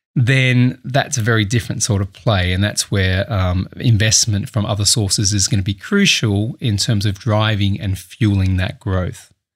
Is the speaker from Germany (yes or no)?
no; Adelaide, South Australia, Australia; moved away as an adult; also born or lived in Sydney; now in United Kingdom; I'm Australian. I, uh, grew up in Adelaide, South Australia